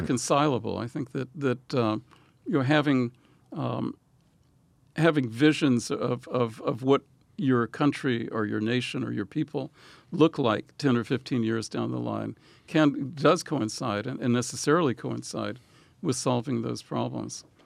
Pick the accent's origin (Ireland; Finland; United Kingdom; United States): United States; Louisiana; moved away; also born or lived in Israel; I grew up in Louisiana